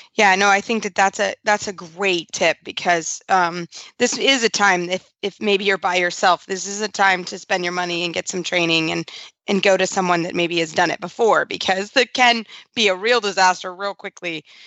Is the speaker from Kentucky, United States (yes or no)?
yes; Kentucky, United States; moved away; I'm from Kentucky.